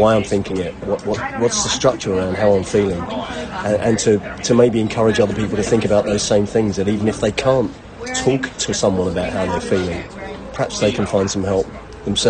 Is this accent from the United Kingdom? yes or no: yes; Brighton, South East England, United Kingdom; also born or lived in Walthamstow, London; I was born in London, but my mum and dad had an acrimonious split, and so to get away from him, my mum moved to the south coast when I was even a year old. So, Brighton feels like home to me